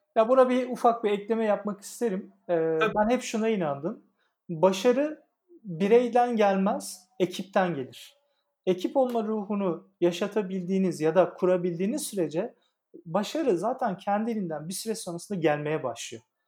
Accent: Adana, Turkey; moved away as an adult; now in Istanbul, Turkey; Adana'da doğup büyüdüm e, liseye kadar

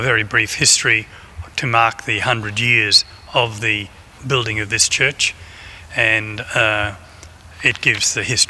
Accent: Brisbane, Queensland, Australia; I'm a Christian brother, and I was born and raised here in the Spring Hill area. So I know the area well

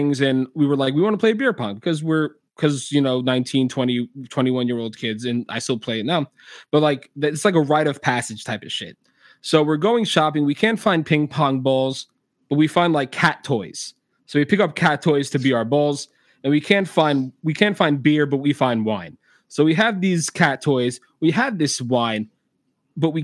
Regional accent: United States; I'm an American

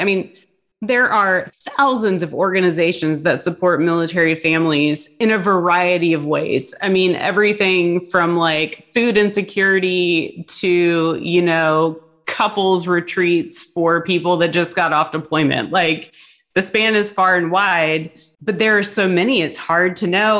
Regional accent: Hampton Roads, Virginia, United States; moved away as an adult; I grew up in Hampton Roads

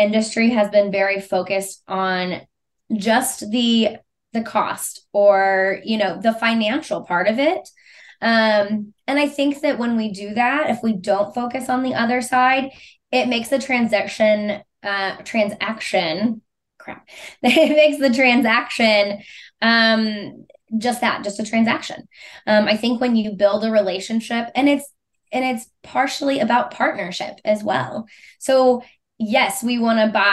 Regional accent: Missouri, United States; I was born and raised in Missouri. I lived outside of the state for 5 months, one time in college on an internship.

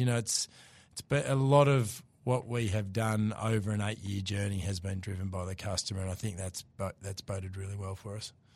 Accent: Hobart, Tasmania, Australia; accent: Aussie; moved away as an adult; also born or lived in Melbourne; I'm from Tasmania originally, grew up in Hobart, moved across to Melbourne when I was twenty

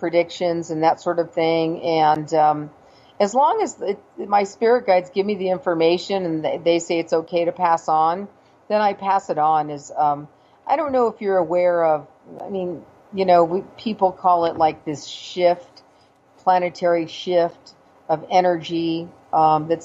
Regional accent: California, United States; moved away; I'm from California originally

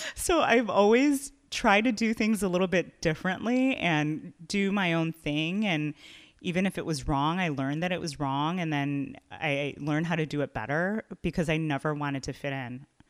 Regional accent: Chicago, Illinois, United States; I'm from here, I love Chicago

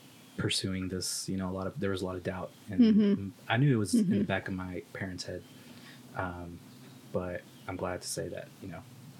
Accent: Arkansas, United States; Well, I am.

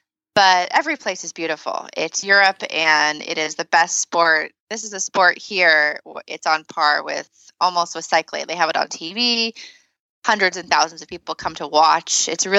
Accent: United States; as an American

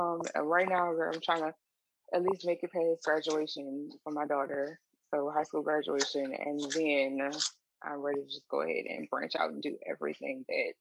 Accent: New Orleans, Louisiana, United States; now in Shreveport, United States; I am originally from New Orleans, currently residing in Shreveport. So I am, I'll say half residing in Shreveport, half residing in Dallas.

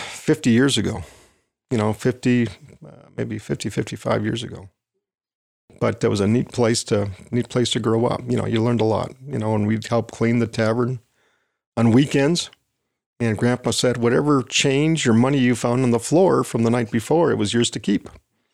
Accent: Wisconsin, United States; I grew up in Wisconsin.

